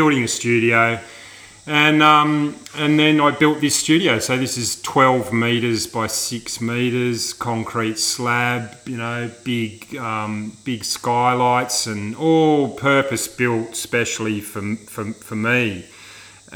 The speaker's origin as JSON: {"language": "English", "town": "Sydney", "region": "New South Wales", "country": "Australia", "tie": "born or raised there", "said": "where I grew up in Sydney"}